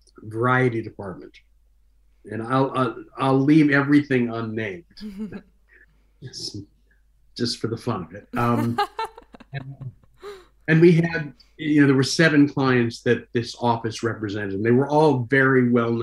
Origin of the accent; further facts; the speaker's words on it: Cleveland, Ohio, United States; moved away as an adult; now in Los Angeles, United States; went back to my hometown, and did one more season at a professional Shakespeare company that I had worked with for many years